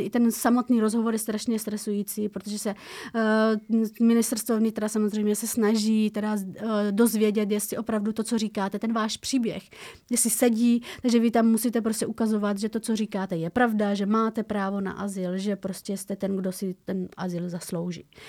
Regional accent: Afghanistan; now in Czech Republic; A já z Afghánistánu

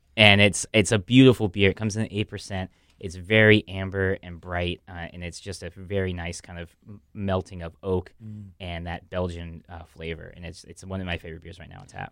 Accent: Los Angeles, California, United States; moved away as an adult; also born or lived in New York; now in Miami, United States; he moved the family to L.A. So I'm from L.A.

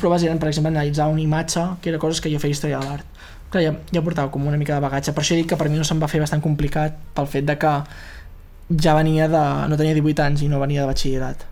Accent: Fortià, Catalonia, Spain; moved away as an adult; now in Barcelona, Spain; a Fortià a Fortià, al meu poble

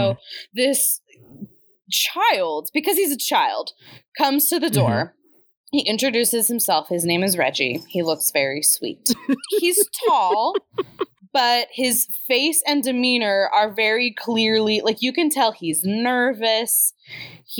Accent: Midwest, United States; we grew up in the Midwest

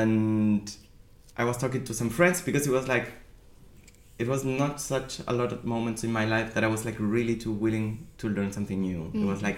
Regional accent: Argentina; moved away as an adult; now in Berlin, Germany; I'm originally from Argentina, but I've been living here in Berlin since almost 7 years.

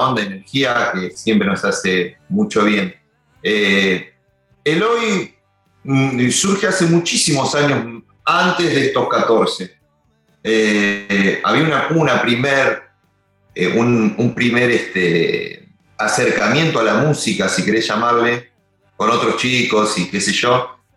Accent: Longchamps, Buenos Aires Province, Argentina; yo soy de Longchamp

